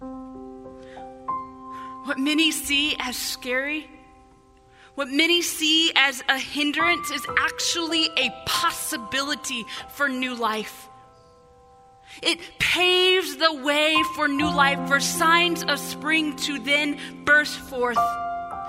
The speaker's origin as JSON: {"language": "English", "region": "Illinois", "country": "United States", "tie": "born or raised there", "moved": "yes", "lives_now": "Southern California, United States", "said": "growing up in Illinois"}